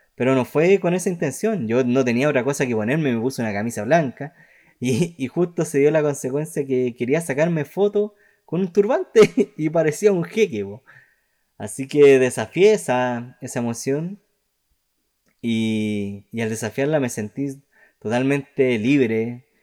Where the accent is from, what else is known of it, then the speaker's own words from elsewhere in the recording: Chile; yo soy más chileno que, que los porotos